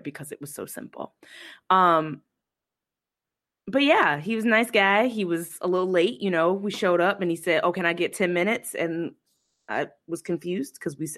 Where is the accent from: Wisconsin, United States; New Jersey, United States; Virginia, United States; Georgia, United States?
New Jersey, United States; also born or lived in Boston / Brooklyn / California; now in Atlanta, United States; I was born in Atlanta. I grew up in New Jersey.